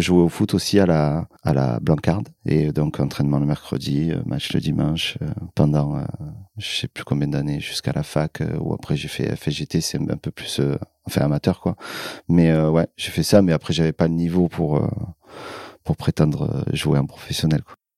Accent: Marseille, Provence-Alpes-Côte d'Azur, France; also born or lived in Paris / Corsica; D'adoption, parce que je suis né à Paris, où je suis resté, euh, je crois, 4 euh, ou 5 ans. J'ai absolument aucun souvenir en fait de cette époque-là et euh, après Paris, je suis allé vivre en Corse pendant deux ans. Moi, je suis arrivé à Marseille vers 7-8 euh, ans

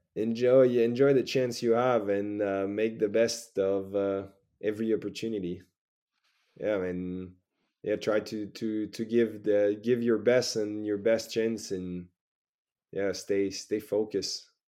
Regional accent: Saguenay, Quebec, Canada; moved away as an adult; now in France; back and forward, uh, to my hometown

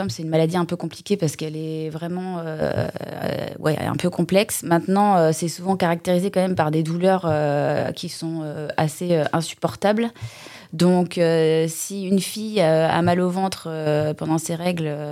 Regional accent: Rennes, Brittany, France; moved away as an adult; now in Les Sables-d'Olonne, France; je suis née à Rennes, donc rien à voir. Et j'ai commencé à faire des saisons en 2008 en Vendée. Et du coup, je me suis installée au sable en 2015

